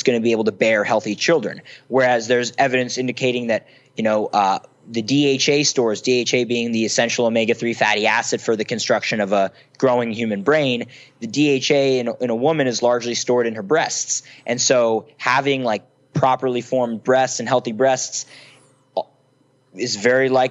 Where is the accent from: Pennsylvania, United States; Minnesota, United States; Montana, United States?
Pennsylvania, United States; Philadelphia; I was from Philly. I wasn't from San Francisco